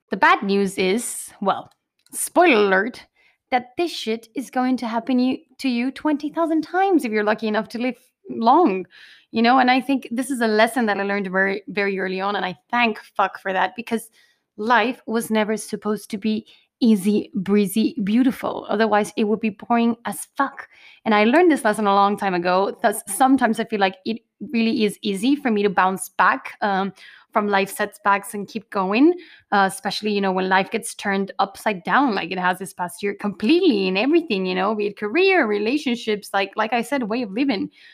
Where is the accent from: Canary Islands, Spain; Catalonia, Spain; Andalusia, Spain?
Canary Islands, Spain; I am originally from the Canary Islands.